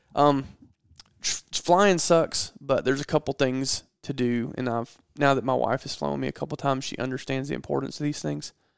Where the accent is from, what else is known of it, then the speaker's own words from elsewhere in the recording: Georgia, United States; I'm from Georgia